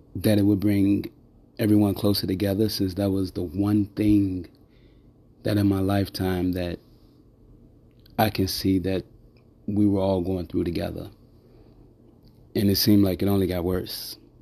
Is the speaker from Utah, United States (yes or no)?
no; Chicago, Illinois, United States; I grew up in Chicago most of my life.